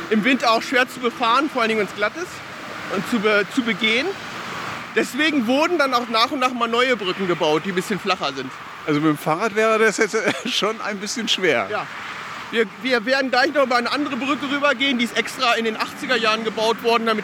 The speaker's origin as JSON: {"language": "German", "town": "Hanover", "region": "Lower Saxony", "country": "Germany", "tie": "born or raised there", "said": "Früher war hier das Vogelschutzgehölz als kleiner Junge. Ich bin in Botfeld geboren"}